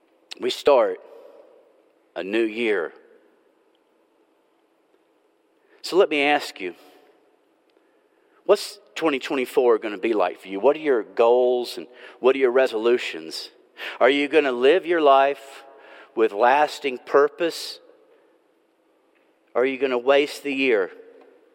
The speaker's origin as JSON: {"language": "English", "town": "Nashville", "region": "Tennessee", "country": "United States", "said": "I'm from Nashville."}